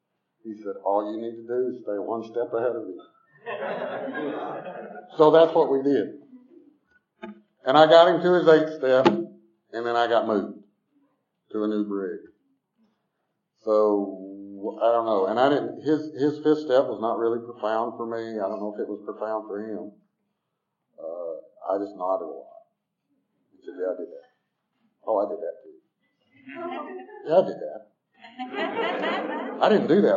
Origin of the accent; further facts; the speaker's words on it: Southwest DeKalb County, Georgia, United States; also born or lived in Tucker, Georgia; I grew up in Southwest DeKalb